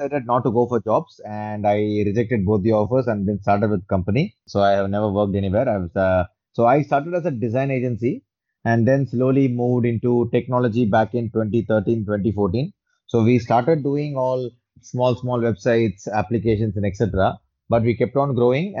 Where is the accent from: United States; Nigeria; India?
India; Chennai, Tamil Nadu; moved away as an adult; now in London, United Kingdom; I'm primarily from Chennai and now I'm settled in London.